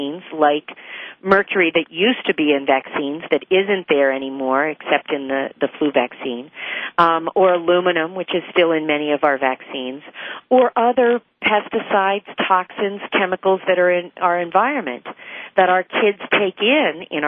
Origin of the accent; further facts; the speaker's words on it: West Virginia, United States; where I grew up in West Virginia